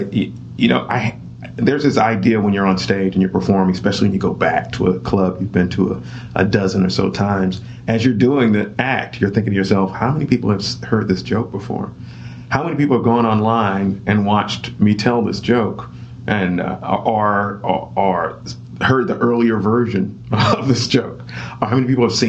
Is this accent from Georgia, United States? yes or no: yes; Atlanta, Georgia, United States; moved away as an adult; also born or lived in Scotland / New York; I'm from Atlanta